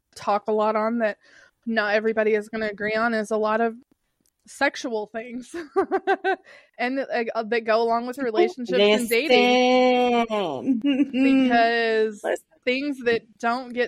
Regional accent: Kentucky, United States; I'm from Kentucky

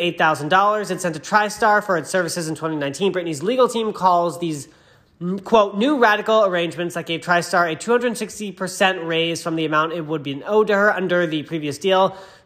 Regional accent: Los Angeles, California, United States; my home state too

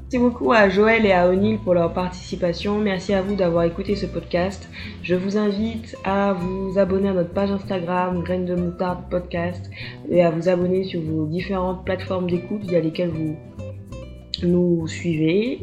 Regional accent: Guadeloupe; je suis guadeloupéenne

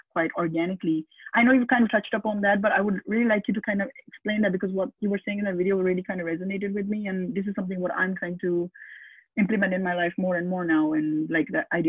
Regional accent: Pakistan; moved away; I come from originally from Pakistan

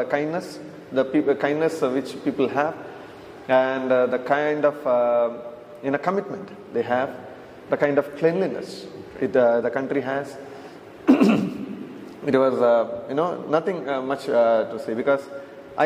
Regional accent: India; we come from India

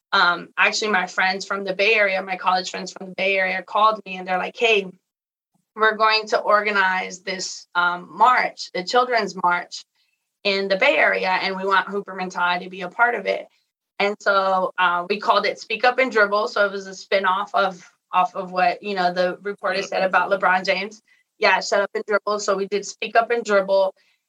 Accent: Mexico; now in United States; And then I got invited to go back to my hometown in Mexico, and we ran a camp.

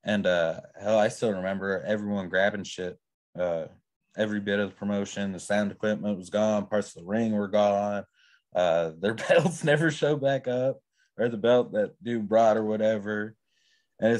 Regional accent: Iowa, United States; moved away; originally I grew up in Iowa

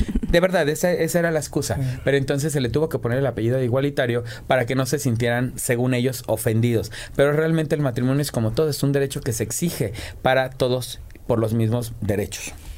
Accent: Morelos, Mexico; yo que vengo de Morelos

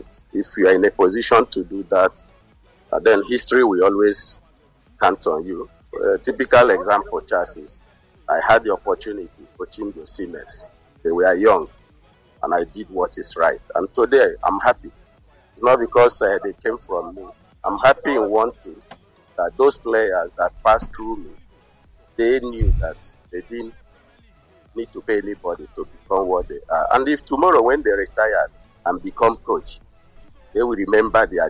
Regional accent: Nigeria; now in Spain; I'm a coach and I'm a Nigerian

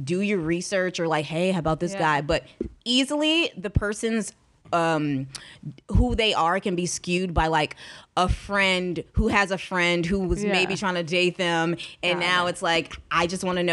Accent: Houston, Texas, United States; we are from the same city, which is Houston

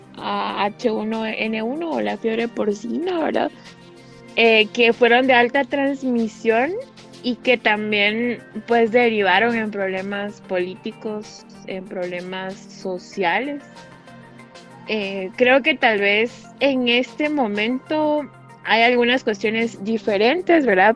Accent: Guatemala; nos interesan como guatemaltecos

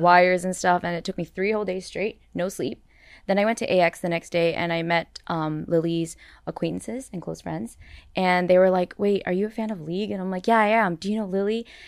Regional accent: Canada; I'm Canadian.

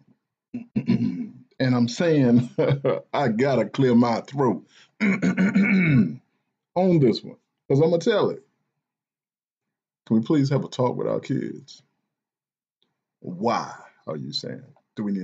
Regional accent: the South, United States; I'm from the South

